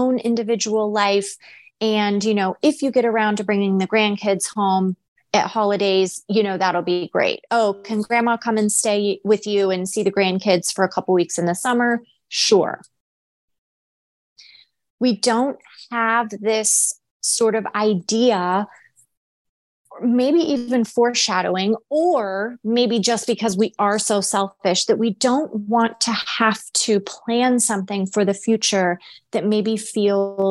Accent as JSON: {"language": "English", "country": "United States", "said": "Americans by nature, we're selfish."}